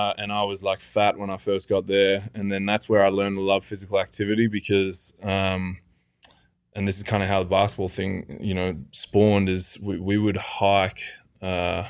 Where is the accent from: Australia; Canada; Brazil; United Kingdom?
Australia; moved away as an adult; now in Phoenix, United States; I'm Australian.